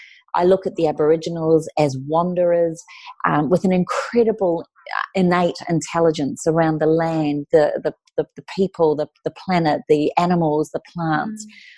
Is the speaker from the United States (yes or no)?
no; New Zealand; now in Australia; As a New Zealander, I come from the land where the Maoris were seen and are seen as warriors